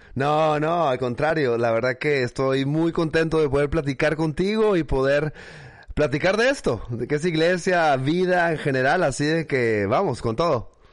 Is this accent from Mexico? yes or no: yes; Mexicali, Baja California, Mexico; accent: norte de México; moved away as an adult; now in Washington, United States; yo nací en Mexicali, Baja California es, una ciudad que está en la frontera con California. Ah, así de que, bueno, crecí ahí